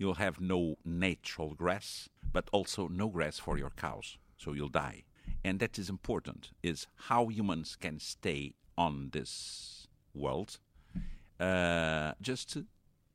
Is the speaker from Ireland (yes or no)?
no; Angra do Heroísmo, Azores, Portugal; From Azores, Terceira, Angra do Heroísmo